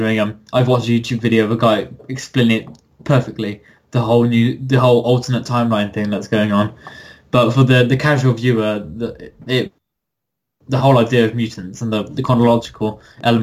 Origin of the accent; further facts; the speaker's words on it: United Kingdom; I'm British